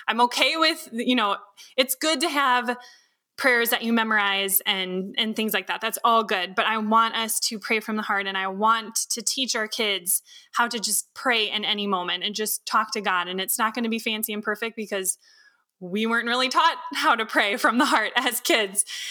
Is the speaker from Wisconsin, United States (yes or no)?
yes; Wisconsin, United States; also born or lived in California; I was born in California originally, and as a kid, I vaguely remember before we moved, uh, here to Wisconsin